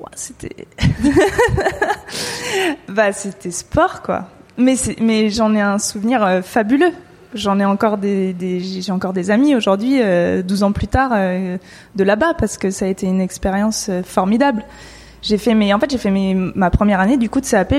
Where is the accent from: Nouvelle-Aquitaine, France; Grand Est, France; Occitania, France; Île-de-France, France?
Île-de-France, France; Paris suburbs; je, viens de banlieue. Et même si je suis pas loin de Paris, euh, ça reste la campagne, là où je suis, enfin là où j'ai grandi